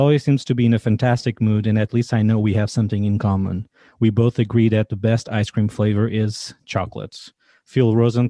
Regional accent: Portugal; now in Washington, D.C., United States; I'm 33 now

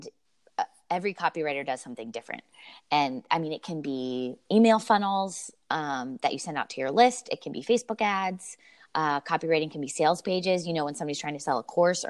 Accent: Lancaster, Pennsylvania, United States; also born or lived in Denver, Colorado; now in Philadelphia, United States; I'm from Lancaster, Pennsylvania originally, but my husband and I lived in Denver for the past 8 years out in Colorado

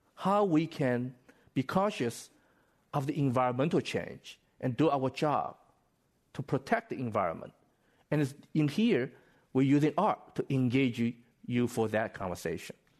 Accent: Shanghai, China; moved away as an adult; now in United States; my hometown, Shanghai

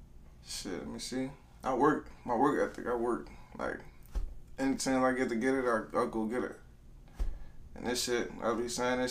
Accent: New Orleans, Louisiana, United States; I'm from Sarantino, I'm from Girtown. That's where we grew up at.

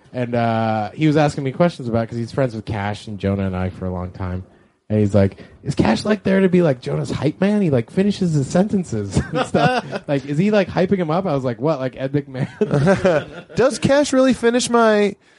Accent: Canada; I'm from Canada

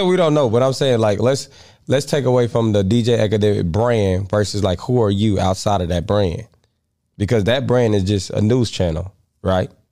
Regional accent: Missouri, United States; I'm from Missouri

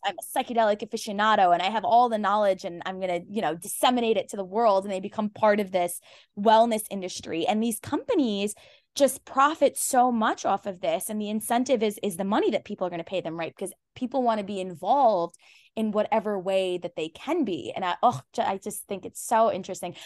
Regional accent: Pakistan; I'm Pakistani, I'm Muslim

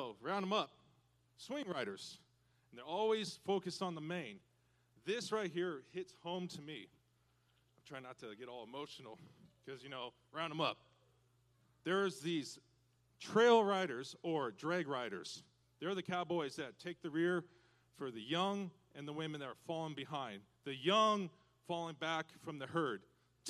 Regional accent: Washington, United States; moved away as an adult; I'm from Washington State originally

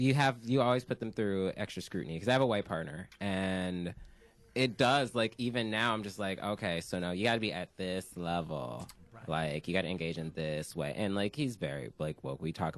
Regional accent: Ohio, United States; we're from Ohio.

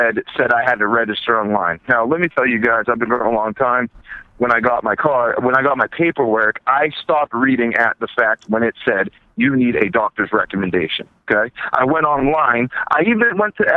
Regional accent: California, United States; now in Massachusetts, United States; I'm from California

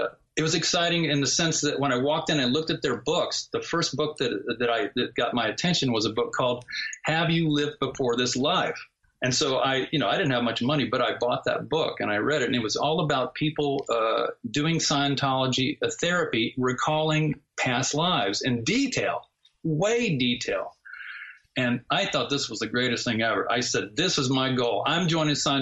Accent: the South, United States; moved away as an adult; also born or lived in Los Angeles, California; I grew up in the South, and that's the Bible Belt

